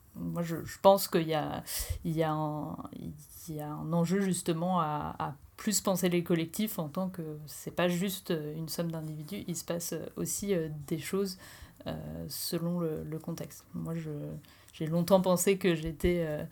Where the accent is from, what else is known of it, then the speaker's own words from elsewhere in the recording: Normandy, France; now in Strasbourg, France; je viens de, de Normandie et j'habite à Strasbourg